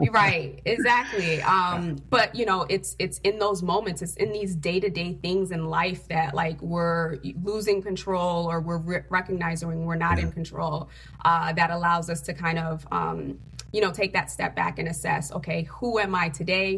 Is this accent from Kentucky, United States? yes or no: no; Connecticut, United States; also born or lived in Haiti; I'm actually an immigrant from Haiti, a uh, third world country. Came here at the age of four um, with my father, and I grew up in Connecticut